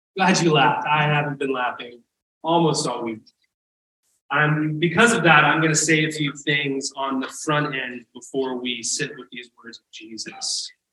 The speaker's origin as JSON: {"language": "English", "region": "the South", "country": "United States", "tie": "born or raised there", "said": "I grew up in the South"}